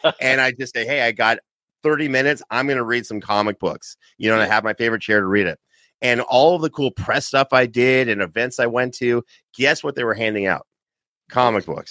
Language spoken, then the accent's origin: English; Canada; I'm from Canada